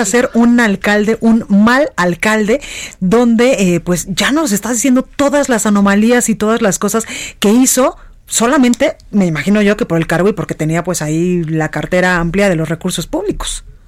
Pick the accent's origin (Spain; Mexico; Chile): Mexico; como mexicanos